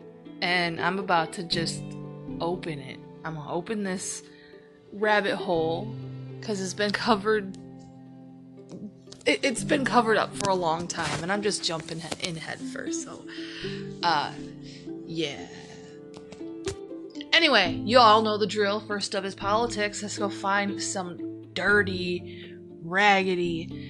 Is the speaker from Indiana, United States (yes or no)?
no; Ohio, United States; it is my home, Ohio. You know, it is my home state. It's not my home city, but it is my home state